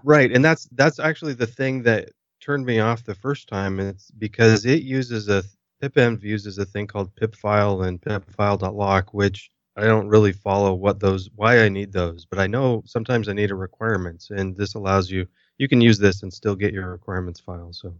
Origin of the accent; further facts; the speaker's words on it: United States; being an American